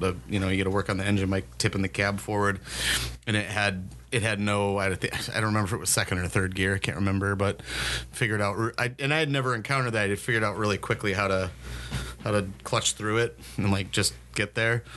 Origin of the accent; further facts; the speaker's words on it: St. Paul, Minnesota, United States; I grew up in St. Paul